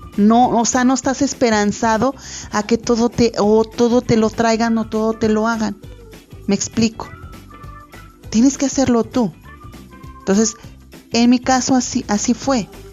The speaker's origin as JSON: {"language": "Spanish", "country": "Mexico", "said": "nosotros los mexicanos"}